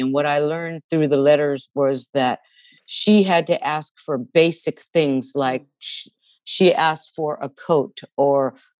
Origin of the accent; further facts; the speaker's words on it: California, United States; I didn't speak Spanish because I was born here and both my parents were born here